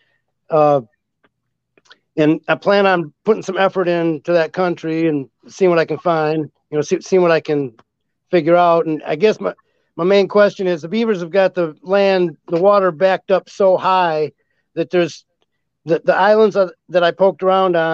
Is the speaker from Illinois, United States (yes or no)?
no; Northern Lower Michigan, United States; I'm from the Northern Michigan area, the Lower Michigan area